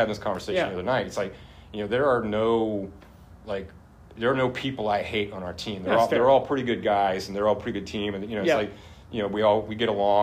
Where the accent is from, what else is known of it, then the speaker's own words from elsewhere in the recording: Atlanta, Georgia, United States; I grew up in Atlanta